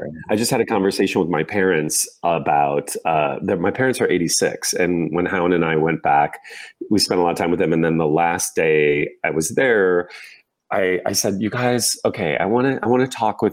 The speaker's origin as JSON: {"language": "English", "region": "Indiana", "country": "United States", "tie": "born or raised there", "moved": "as an adult", "said": "as a little boy, gay boy growing up in Indiana"}